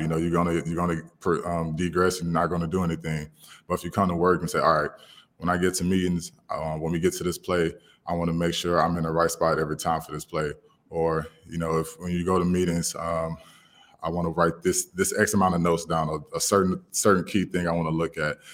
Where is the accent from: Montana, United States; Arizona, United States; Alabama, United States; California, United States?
Alabama, United States; I'm from Alabama